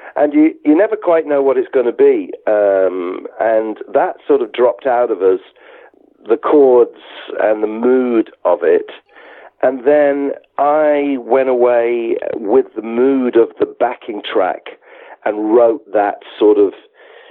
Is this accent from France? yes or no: no; the Wirral, near Liverpool, North West England, United Kingdom; moved away; We grew up on the Wirral together, near Liverpool